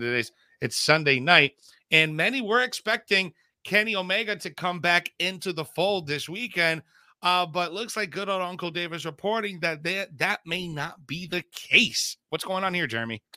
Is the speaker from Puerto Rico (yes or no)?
yes; Bayamón, Puerto Rico; that's my hometown, Puerto Rico